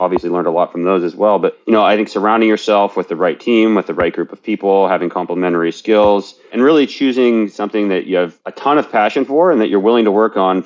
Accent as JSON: {"language": "English", "region": "West Virginia", "country": "United States", "tie": "born or raised there", "moved": "as an adult", "lives_now": "San Francisco, United States", "said": "I worked for my dad's small business as a kid growing up in West Virginia."}